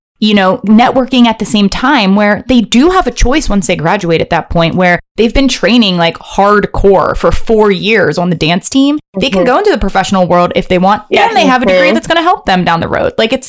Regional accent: Maryland, United States; I grew up in Maryland.

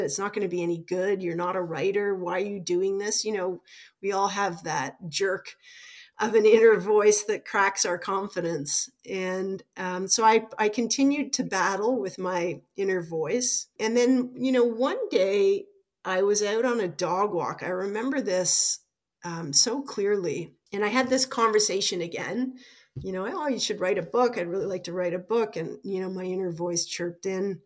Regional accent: Toronto, Ontario, Canada; born or raised there; also born or lived in Regina / Ottawa

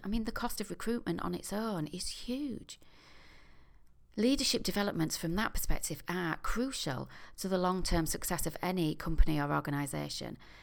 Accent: York, Yorkshire and the Humber, United Kingdom; my hometown of York

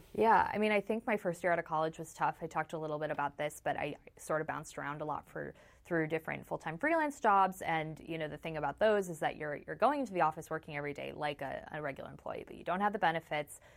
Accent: Chicago, Illinois, United States; I'm from Chicago.

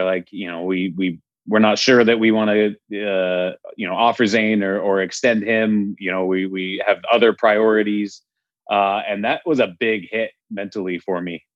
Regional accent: Salt Lake City, Utah, United States; also born or lived in Wyoming; So I grew up originally born in Wyoming, one of the very few relatively in this world that come from the state of Wyoming, but moved to Salt Lake City, Utah when I was young. Grew up there.

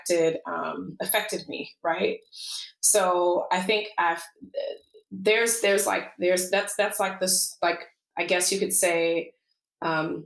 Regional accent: Alabama, United States; now in Seattle, United States; I was born and raised in the South, in Alabama

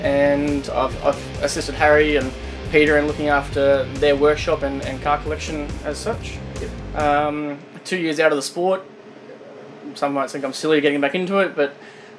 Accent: Kingaroy, Queensland, Australia; also born or lived in Toowoomba / Sunshine Coast; I grew up in Kingaroy, boarding school in Toowoomba

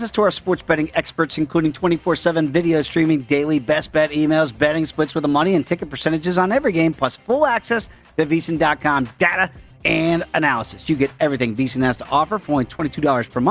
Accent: East Coast, United States; also born or lived in Midwest; now in Pacific Coast, United States; growing up in the East Coast, moving to the Midwest, and now I'm out here on the Pacific Coast

